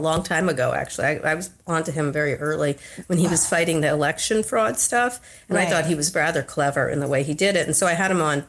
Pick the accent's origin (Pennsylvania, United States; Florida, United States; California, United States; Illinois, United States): Pennsylvania, United States; me and my family's from Pennsylvania and a lot of them still live there. And I was born in Pennsylvania. I was actually born in Pennsylvania.